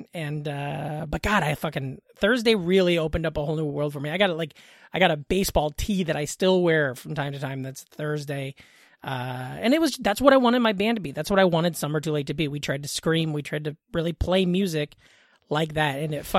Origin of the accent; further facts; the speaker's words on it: Glenwood, Iowa, United States; also born or lived in Council Bluffs, Iowa; I grew up in Iowa in a small town in southwest Iowa. We're right over the river from Omaha.